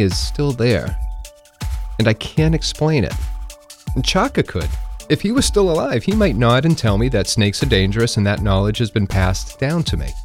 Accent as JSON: {"language": "English", "region": "New England", "country": "United States", "tie": "born or raised there", "said": "I grew up in New England, I still live in New England"}